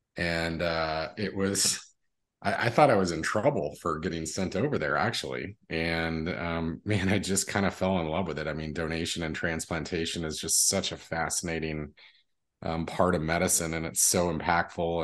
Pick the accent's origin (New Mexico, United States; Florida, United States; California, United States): New Mexico, United States; Las Cruces; I was born in Las Cruces, New Mexico, which is southern New Mexico. We're probably about twenty minutes from the Mexico border. Um, and, uh, born and raised there